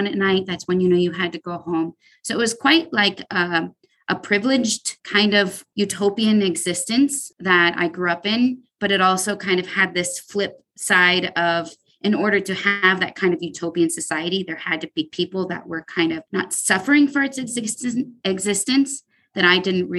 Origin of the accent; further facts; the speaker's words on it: Panama; I was born and raised in the Republic of Panama in this kind of dystopian kind of society called the Canal Zone